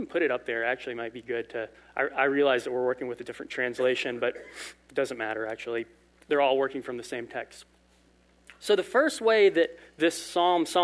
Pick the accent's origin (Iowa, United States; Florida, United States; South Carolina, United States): South Carolina, United States; Lowcountry; I am from Lowcountry, South Carolina, where there are not vineyards